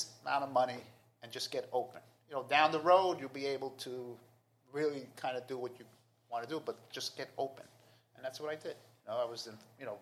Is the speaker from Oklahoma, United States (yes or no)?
no; New York City, New York, United States; I'm from Queens